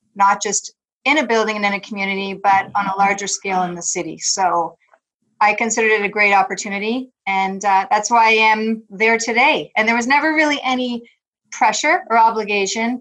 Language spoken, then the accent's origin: English; Thornhill, Ontario, Canada; I grew up in Thornhill, which, you know, as a child, that felt like really, really far away from Toronto